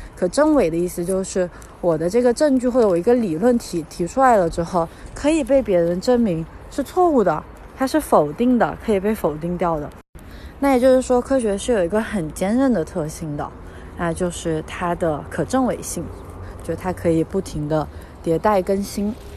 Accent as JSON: {"language": "Chinese", "country": "China", "tie": "born or raised there", "said": "我们在国内长大，在马克思主义 哲学环境下长大"}